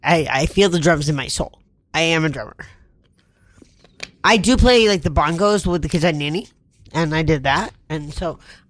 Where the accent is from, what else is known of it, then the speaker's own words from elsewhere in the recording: Massachusetts, United States; also born or lived in Rhode Island; I grew up in Massachusetts.